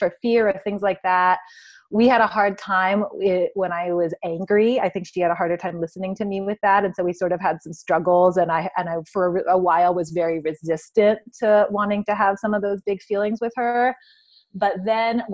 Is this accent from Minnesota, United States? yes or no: no; Santa Barbara, California, United States; we're from Santa Barbara, which is the town that Aletha's from